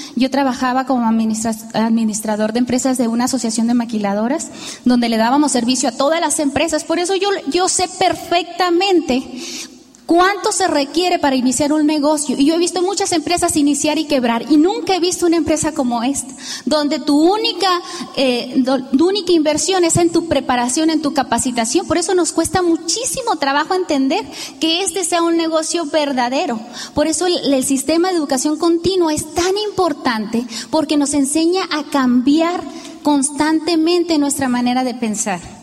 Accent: Tijuana, Baja California, Mexico; also born or lived in Juan José Ríos, Sinaloa; Ahí nacimos y crecimos a la edad de 10 años, a la edad de 7 años, nosotros emigramos a Tijuana.

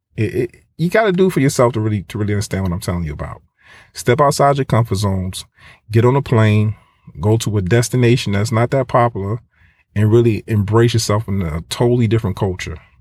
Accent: United States; growing up as an American, you think everything is based off of your culture. I'm an American

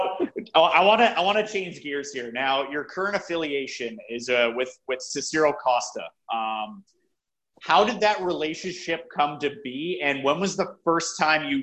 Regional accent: Brampton, Ontario, Canada; I'm also from Brampton

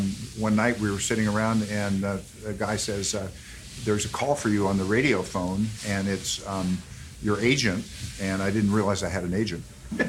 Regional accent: Santa Monica, California, United States; I grew up here in Santa Monica

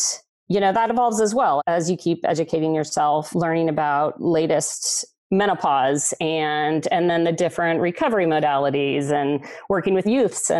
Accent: Texas, United States; moved away as an adult; also born or lived in San Diego; now in Southern California, United States; I grew up in Texas and I've lived in Southern California the last 17 years

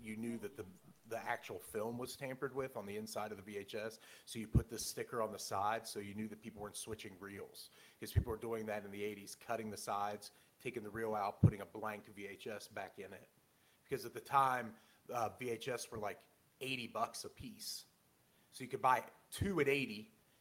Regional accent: West Virginia, United States; I'm from West Virginia

